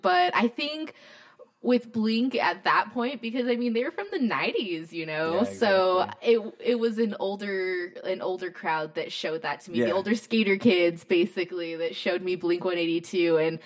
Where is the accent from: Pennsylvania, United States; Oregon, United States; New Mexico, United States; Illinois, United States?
New Mexico, United States; now in Tucson, United States; I'm from New Mexico originally.